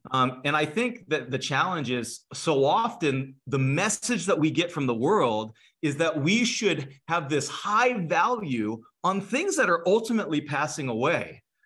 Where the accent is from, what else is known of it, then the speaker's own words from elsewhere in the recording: California, United States; now in Cleveland, United States; I'm from California originally